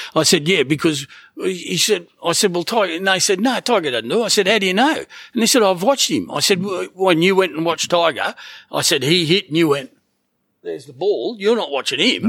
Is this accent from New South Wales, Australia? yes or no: no; Gold Coast, Queensland, Australia; Gold Coast. it's still my hometown